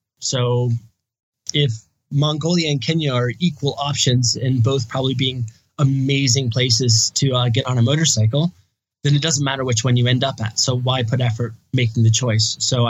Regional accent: Indiana, United States; moved away as an adult; also born or lived in Thailand; I'm from Indiana in the United States.

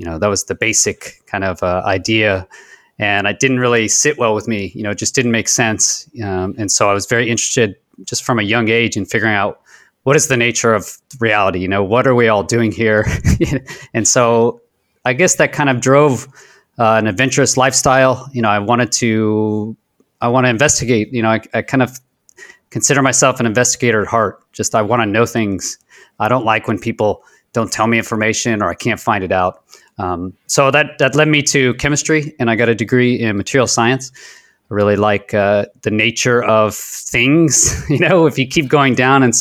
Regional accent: Houston, Texas, United States; I grew up in Houston, Texas

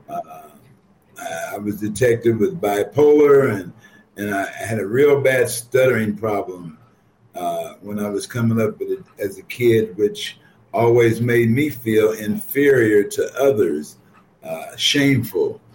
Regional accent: Ohio, United States; now in Chicago, United States; I grew up in Ohio.

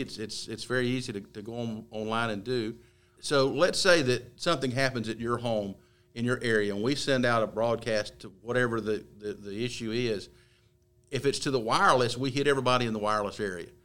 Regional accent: Gaston County, North Carolina, United States; for those of us born and raised in Gaston County

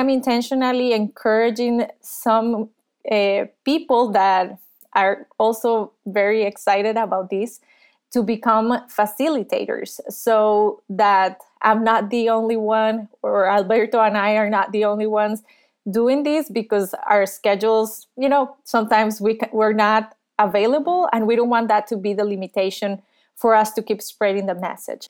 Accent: Costa Rica; I was born and raised in Costa Rica

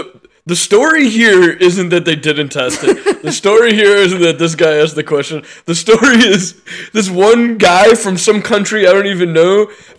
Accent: United States; I'm American

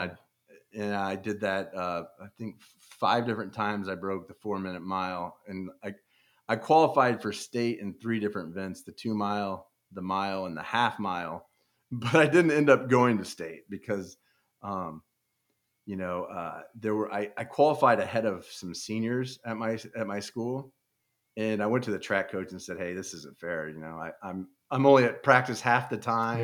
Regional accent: Overland Park, Kansas, United States; also born or lived in Buena Vista, Colorado; I grew up in Overland Park, Kansas. It's a suburb of Kansas City

